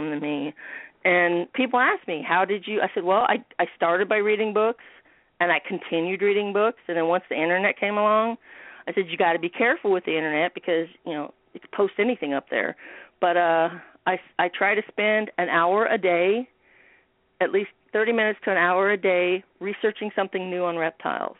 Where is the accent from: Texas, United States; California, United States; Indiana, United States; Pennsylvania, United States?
Indiana, United States; Bloomington; I'm kind of on the southeast side of Bloomington, and I grew up in the Bryan Park area